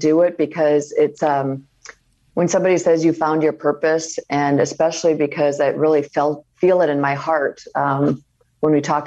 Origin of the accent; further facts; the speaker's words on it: Iowa, United States; moved away; growing up in Iowa, you know when it's your turn and what you should